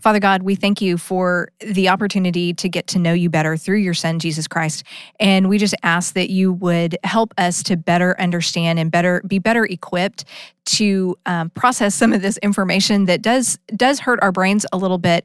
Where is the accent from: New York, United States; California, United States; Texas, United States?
Texas, United States; Austin; I grew up in Austin